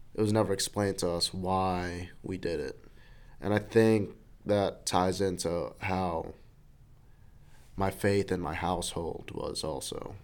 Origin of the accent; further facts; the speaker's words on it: New York City, New York, United States; I grew up in New York City. I was born there.